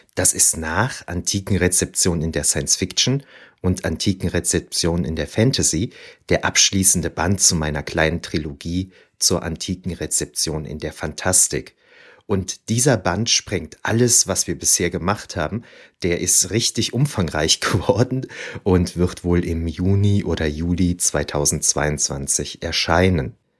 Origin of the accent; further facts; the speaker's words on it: Aachen, North Rhine-Westphalia, Germany; Als Aachener